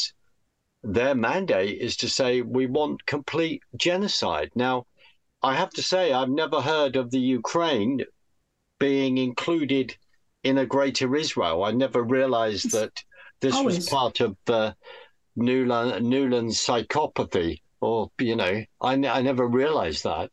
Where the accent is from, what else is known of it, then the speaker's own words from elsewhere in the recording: United Kingdom; as the British